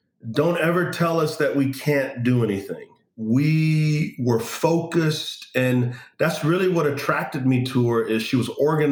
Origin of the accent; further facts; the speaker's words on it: San Antonio, Texas, United States; I grew up in San Antonio, Texas